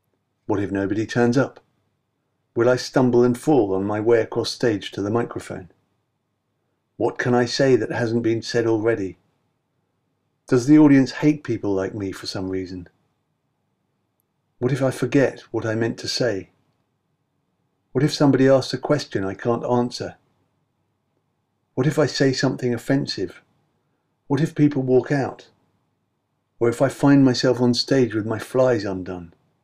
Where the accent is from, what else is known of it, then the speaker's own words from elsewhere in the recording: London, United Kingdom; I was a wanker from London, said the most outspoken among them